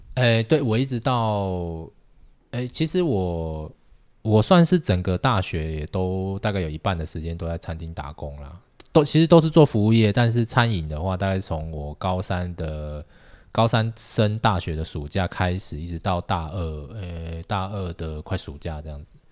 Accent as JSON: {"language": "Chinese", "region": "Tainan", "country": "Taiwan", "moved": "yes", "said": "我是台南人"}